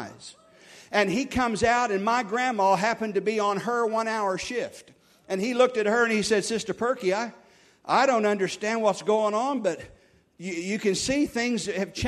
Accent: Oklahoma, United States; our church growing up in Oklahoma here

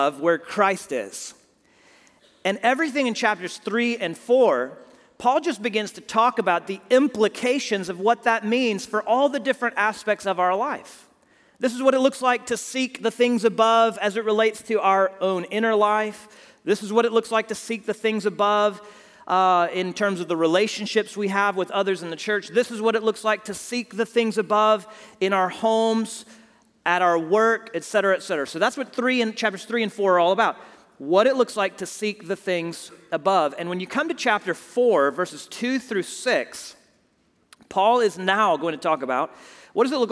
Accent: Houston, Texas, United States; my hometown of Houston

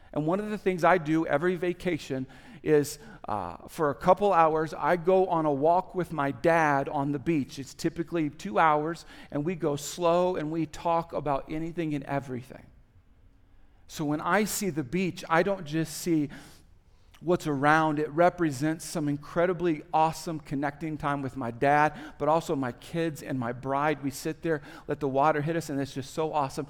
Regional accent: Topeka, Kansas, United States; moved away; also born or lived in Indiana; When I was 3 years old, our family moved to a place called Topeka, Kansas. I grew up a lot in Kansas, especially formative years, elementary

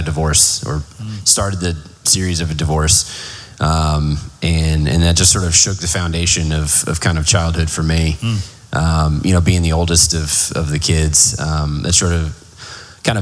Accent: Plano, Texas, United States; also born or lived in Garland, Texas; we grew up in North Dallas, Plano specifically, from about 95, 96. Before that, we lived in Garland

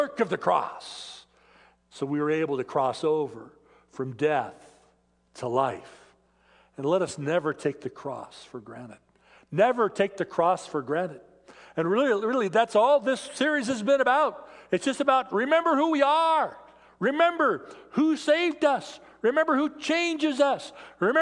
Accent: Federal Way, Washington, United States; moved away; I grew up in the Seattle area. I grew up in Federal Way

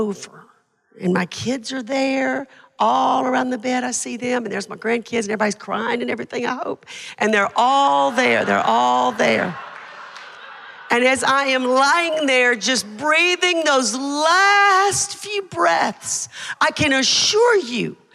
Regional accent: Hamilton, Alabama, United States; Hamilton, Alabama, that's my hometown where the ramp is

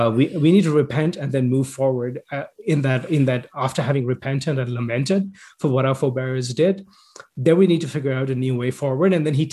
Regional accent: Canada; We're all Canadian, though, right?

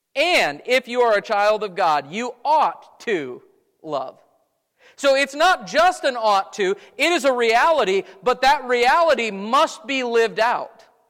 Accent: Wisconsin, United States; moved away; I grew up in Wisconsin.

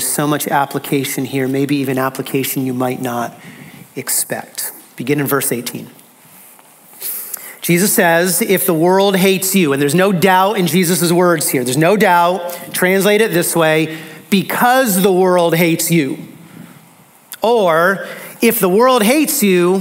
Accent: United States; American Christians

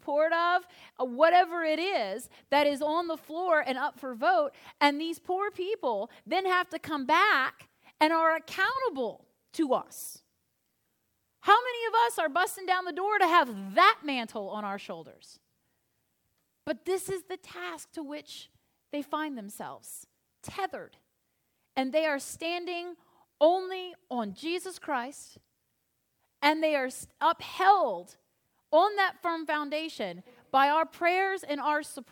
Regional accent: Northern Virginia, United States; also born or lived in Williamsburg, Virginia / Norfolk, Virginia; now in Crozet, United States; a clergy person born and raised in Northern Virginia who's lived in Williamsburg twice and came from serving a church in Norfolk for 8 years

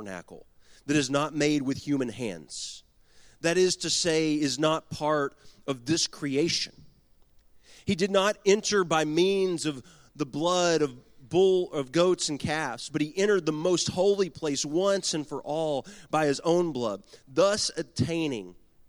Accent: Garland, Texas, United States; I was born and raised in Garland, Texas.

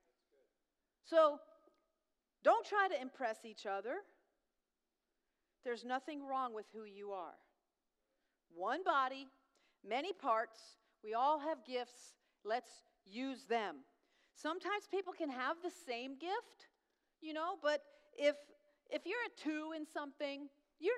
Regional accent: New York, United States; moved away; I'm loud, I'm tall, I'm from New York, I'm Italian

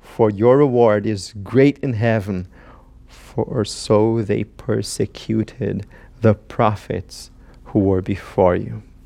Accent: Brazil; moved away as an adult; now in United States; I am from Brazil

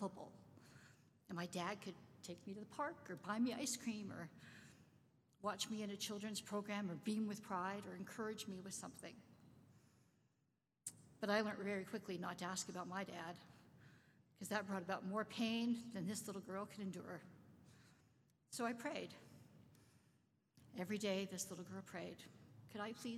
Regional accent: Winnipeg, Manitoba, Canada; also born or lived in London, Ontario; we moved from London, Ontario to Winnipeg to live with a person I had never

